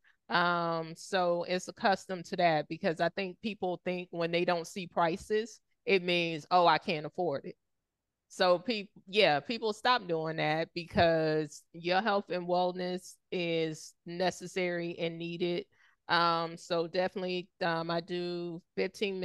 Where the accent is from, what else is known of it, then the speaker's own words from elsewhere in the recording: the South, United States; growing up in the South